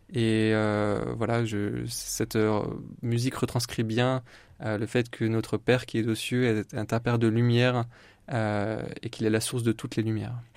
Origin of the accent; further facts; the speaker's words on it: Épernay, Grand Est, France; now in Châlons-en-Champagne, France; je suis un vrai Marnais. Alors je suis pas né euh, dans la Marne exactement, mais euh, mais voilà, j'ai fait toute mon enfance à Épernay.